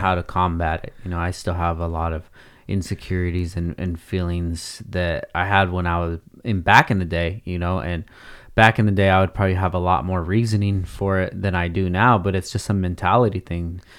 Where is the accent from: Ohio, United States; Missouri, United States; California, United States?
California, United States; Oxnard; The ideas and the person that I am from Oxnard